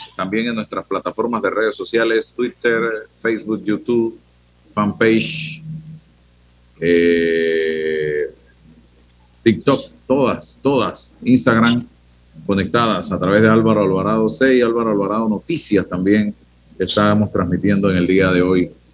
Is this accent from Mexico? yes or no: no; Panama; como ciudadano panameño, periodista, profesional